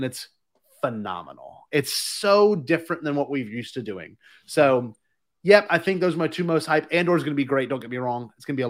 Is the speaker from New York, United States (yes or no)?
no; Louisiana, United States; I know I'm from Louisiana and I'm used to Mardi Gras, but this is a different version of Mardi Gras.